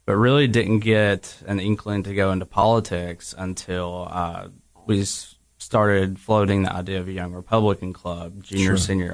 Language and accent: English; Washington County, Tennessee, United States; accent: Appalachian; also born or lived in Fentress County, Tennessee; I was actually born in Washington County, Tennessee.